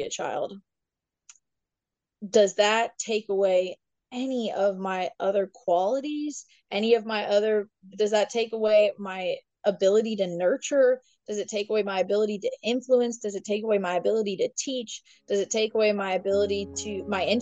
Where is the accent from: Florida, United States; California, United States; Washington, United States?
Washington, United States; Northwest; moved away; also born or lived in Provo, Utah; We grew up in Washington State, Northwest Washington